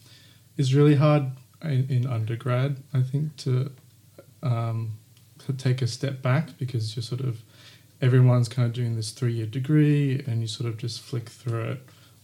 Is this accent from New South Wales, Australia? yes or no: no; Queensland, Australia; because when I came down from Queensland, I found RMIT like very intimidating, this application process.